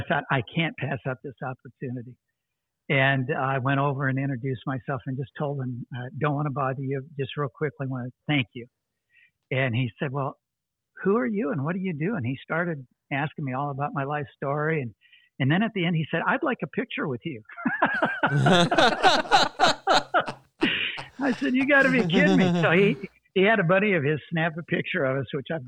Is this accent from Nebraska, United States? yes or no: yes; Omaha, Nebraska, United States; moved away; also born or lived in South Dakota; I grew up in Omaha, Nebraska